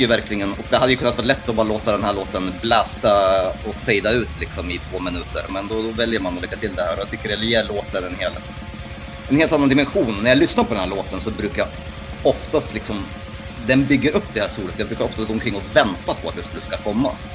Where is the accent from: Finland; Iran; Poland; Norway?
Poland; Gdańsk, Pomeranian Voivodeship; now in Sweden; mina hemtrakter